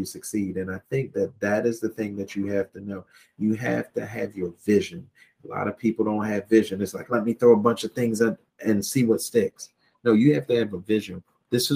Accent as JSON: {"language": "English", "country": "United States", "tie": "born or raised there", "moved": "as an adult", "said": "I grew up on the Eastern Shore"}